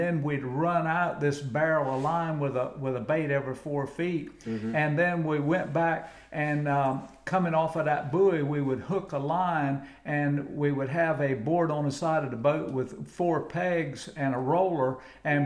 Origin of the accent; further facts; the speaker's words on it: Colington, North Carolina, United States; also born or lived in Manteo, North Carolina; I grew up on at the home site over on Kylington Island, the second of two islands west of the Wright Brothers Memorial, but I was actually born in a lady's home in Manio, North Carolina